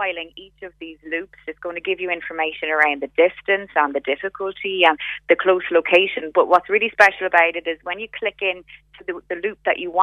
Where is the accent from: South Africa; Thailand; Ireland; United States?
Ireland; as Irish people